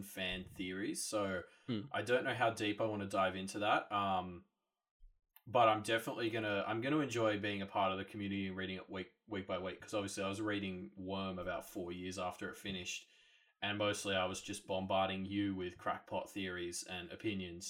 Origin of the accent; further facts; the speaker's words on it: Australia; I'm Australian